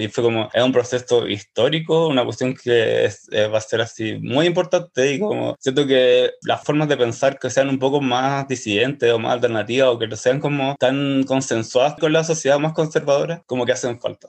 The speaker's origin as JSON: {"language": "Spanish", "town": "Santiago", "region": "Santiago Metropolitan Region", "country": "Chile", "tie": "born or raised there", "also_born_or_lived": "Pedro Aguirre Cerda", "said": "nací en el año 82 en la comuna de Pedro Aguirre Cerda. Ahí viví como hasta los 8 o 9 años y me fui a vivir a Macul, cuando mis papás se separaron. En Macul como que viví caleta de años, viví como 20"}